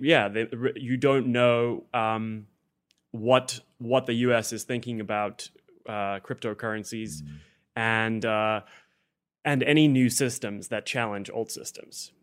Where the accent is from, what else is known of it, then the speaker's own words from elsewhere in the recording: South Africa; moved away as an adult; now in United States; I came from South Africa